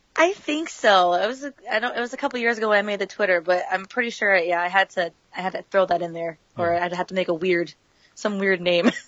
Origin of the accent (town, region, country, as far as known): Massachusetts, United States; born or raised there; also born or lived in San Dimas, California